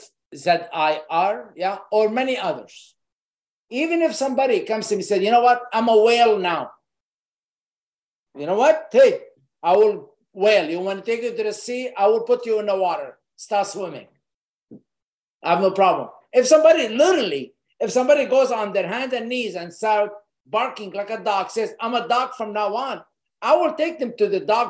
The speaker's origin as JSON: {"language": "English", "country": "Lebanon", "tie": "born or raised there", "moved": "yes", "said": "I grew up in Lebanon in a war"}